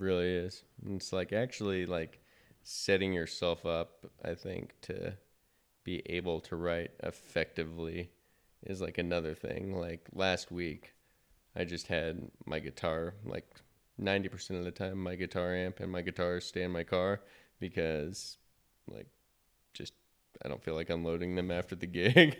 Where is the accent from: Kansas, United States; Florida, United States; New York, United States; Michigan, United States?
Kansas, United States; Wichita; also born or lived in Manhattan, Kansas; now in Kansas City, United States; I am from Wichita, Kansas